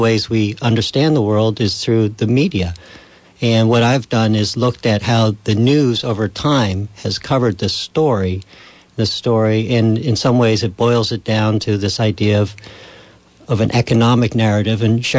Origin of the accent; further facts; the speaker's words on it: Putney, Vermont, United States; I grew up in Putney, a town famous for our present governor.